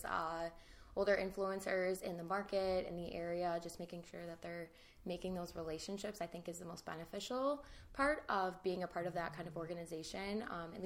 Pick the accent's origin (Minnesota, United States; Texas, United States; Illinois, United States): Illinois, United States; Chicago; also born or lived in Grand Rapids, Michigan; I'm from the Chicago suburbs originally, and now I work in the West Chicago suburbs